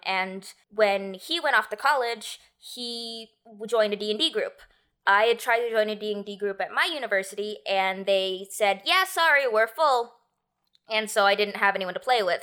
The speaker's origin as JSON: {"language": "English", "country": "United States", "tie": "born or raised there", "said": "I'm Filipino by blood, but I've been, I was born in America, I've been raised American, I've never been to the Philippines"}